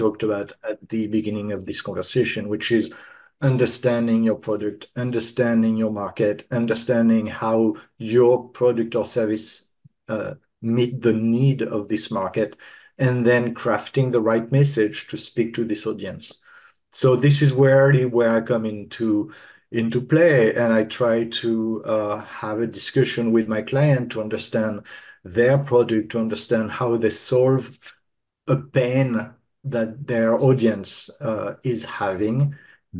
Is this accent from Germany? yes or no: no; France; I'm French